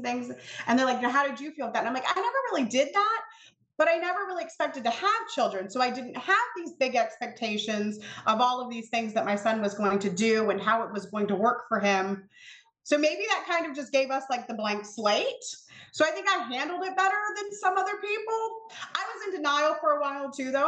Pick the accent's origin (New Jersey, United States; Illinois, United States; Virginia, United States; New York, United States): Virginia, United States; Colonial Beach; I'm from Colonial Beach, Virginia, which nobody knows who that is